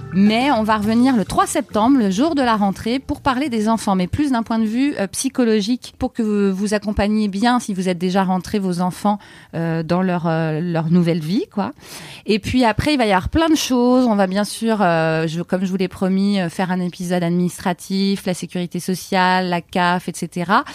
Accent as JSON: {"language": "French", "country": "France", "also_born_or_lived": "Canada", "said": "on est rentré quand même en France, on est français"}